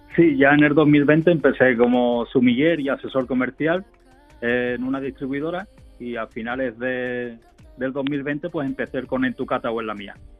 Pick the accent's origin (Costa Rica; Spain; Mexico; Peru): Spain; Cádiz, Andalusia; mi tierra